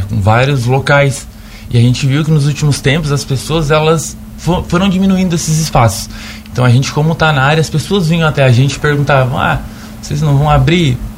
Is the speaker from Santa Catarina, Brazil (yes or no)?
yes; Braço do Norte, Santa Catarina, Brazil; Eu sou natural de Braço do Norte. Braço do Norte também é uma cidade grande, como se diz, é, tem bastante demanda na área pet